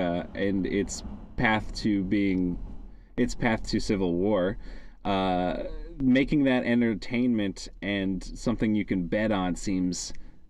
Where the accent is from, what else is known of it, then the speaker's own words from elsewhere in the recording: United States; moved away as an adult; now in Adelaide, Australia; I'm American